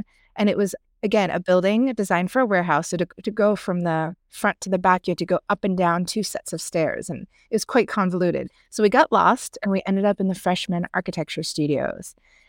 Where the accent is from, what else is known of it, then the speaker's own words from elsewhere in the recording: outside Philadelphia, Pennsylvania, United States; moved away as an adult; now in New York, United States; I was born and raised outside Philly and then mostly East Coast. And then New York, I really moved to after undergrad.